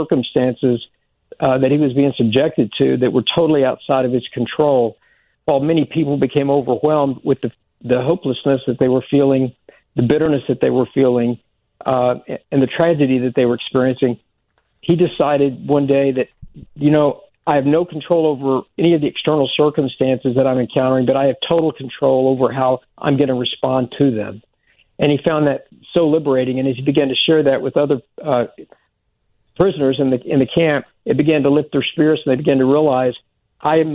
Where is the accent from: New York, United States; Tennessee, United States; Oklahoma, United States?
Oklahoma, United States; I grew up in Oklahoma